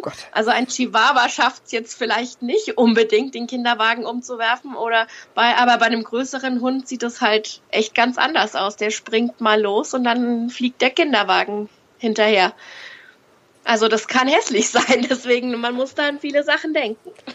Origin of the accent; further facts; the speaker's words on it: Fürth, Bavaria, Germany; Ich komme aus Fürth in Franken